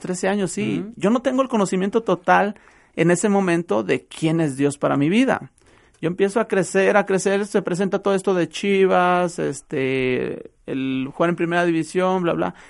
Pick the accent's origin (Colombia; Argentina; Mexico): Mexico; Acatlán de Juárez, Jalisco; Estamos allá en Acatlán de Juárez, a un lado de Acatlán de Juárez, ahí en donde yo radico, donde está mi pueblo, El Plan, ahí estamos nosotros